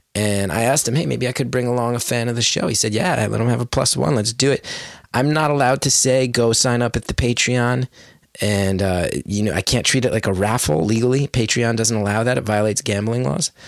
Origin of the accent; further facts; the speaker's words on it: West Orange, New Jersey, United States; I grew up in West Orange. It's a beautiful town. I feel so lucky I grew up there